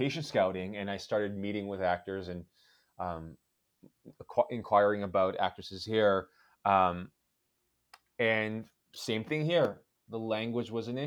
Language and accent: English; Victoria, British Columbia, Canada; the church I grew up going to in Victoria, BC